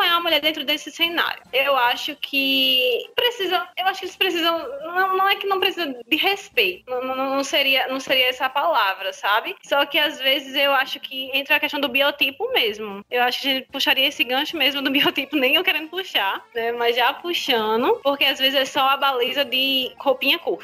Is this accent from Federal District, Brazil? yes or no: no; Paraíba, Brazil; eu sou da Paraíba